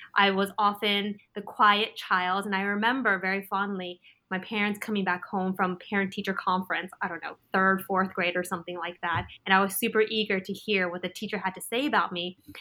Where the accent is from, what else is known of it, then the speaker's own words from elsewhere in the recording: California, United States; I was actually born and raised in California